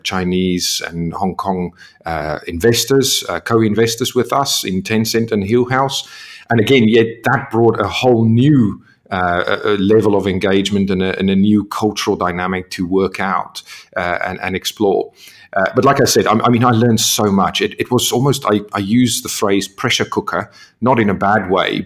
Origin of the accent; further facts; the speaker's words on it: South Africa; moved away; being South African